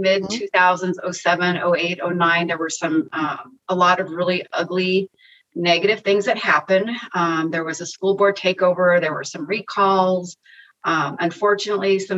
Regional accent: Northern California, United States; now in Orange County, United States; I grew up in Northern California in this tiny little mountain town, 1,500 people

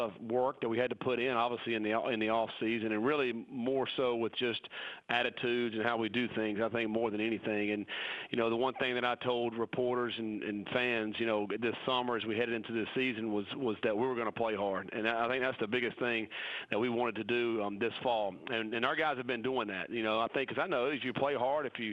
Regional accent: North Carolina, United States; moved away as an adult; that's my home state, and I love going back to North Carolina

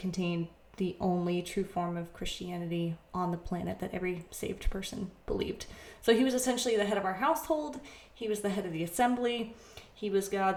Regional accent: Vermont, United States; moved away as an adult; also born or lived in Chicagoland, Illinois; now in Chicago, United States; I'm from Vermont, but I now live in Chicagoland, Illinois

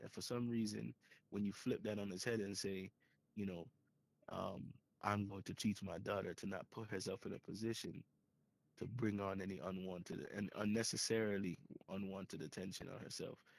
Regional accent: Jamaica; As a Jamaican, as a Jamaican, I grew up with it too

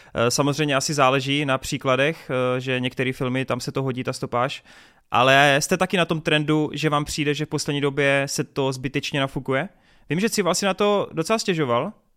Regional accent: Brno, South Moravian Region, Czechia; jsem z Brna

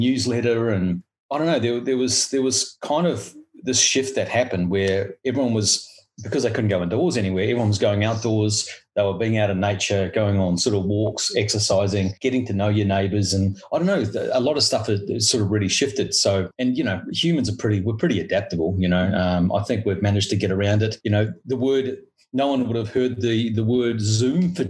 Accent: New Zealand; moved away as an adult; now in Sydney, Australia; my home country of New Zealand.

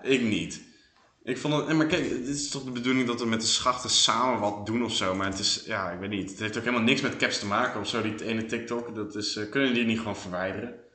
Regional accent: Netherlands; now in Belgium; ik ben Hollander

